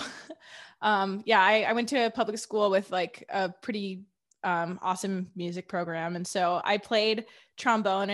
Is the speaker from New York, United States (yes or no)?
no; Wilmette, Illinois, United States; now in Boston, United States; I grew up just a little bit north of Chicago, like 20 minutes north